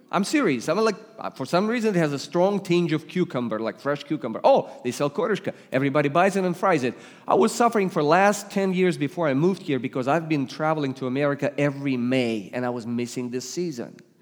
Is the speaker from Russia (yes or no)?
yes; Russia; English is a second language; now in United States; you detect an accent. I come from Russia. I was raised and born in, in first in Soviet Union, then I became Russian.